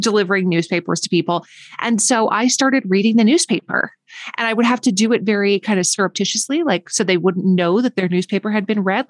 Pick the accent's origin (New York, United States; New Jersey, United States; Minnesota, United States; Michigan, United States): Minnesota, United States; northern; I grew up in northern Minnesota, where it's very, very cold